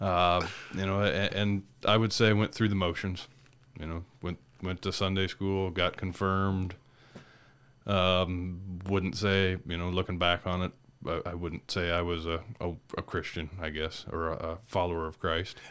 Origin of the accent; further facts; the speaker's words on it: State Center, Iowa, United States; now in North Dakota, United States; where my sister and I grew up in State Center, Iowa.